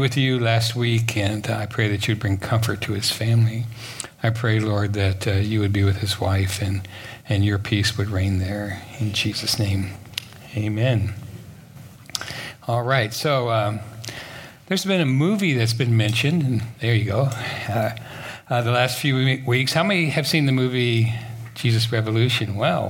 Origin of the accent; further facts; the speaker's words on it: Japan; born there; And I, being half Japanese, I was born in Japan, I brought my camera, right?